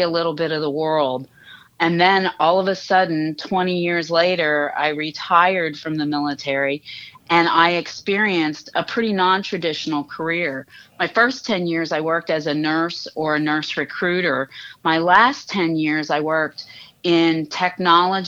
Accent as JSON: {"language": "English", "town": "Uniontown", "region": "Pennsylvania", "country": "United States", "tie": "born or raised there", "also_born_or_lived": "Bethesda, Maryland", "moved": "as an adult", "said": "I grew up in Western Pennsylvania, just outside of Uniontown"}